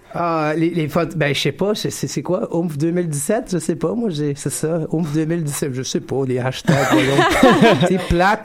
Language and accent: French; West Coast, California, United States; now in Montreal, Canada; j'ai grandi euh, sur le West Coast en Californie d'un père québécois